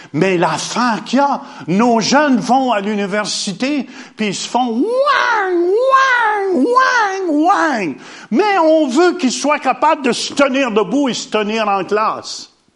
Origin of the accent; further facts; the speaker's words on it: Hawkesbury, Ontario, Canada; also born or lived in Ottawa; un petit gars d'Ottawa, né à Ottawa, mais j'ai grandi à Hawkesbury